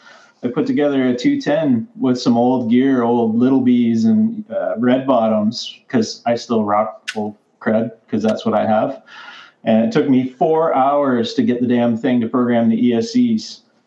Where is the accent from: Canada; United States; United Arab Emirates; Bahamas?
Canada; I am Canadian.